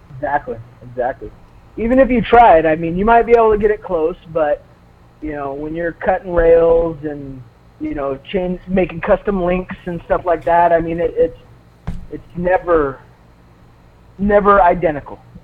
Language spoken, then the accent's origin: English; Southern California, United States; I grew up in Southern California, and so the hobby industry was was pretty big down there